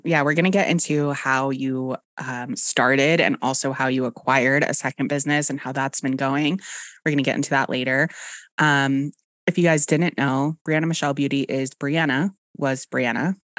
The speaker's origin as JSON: {"language": "English", "town": "Dallas", "region": "Texas", "country": "United States", "said": "I know. My accent is completely gone unless I get a little tipsy and I say something like iron or ice."}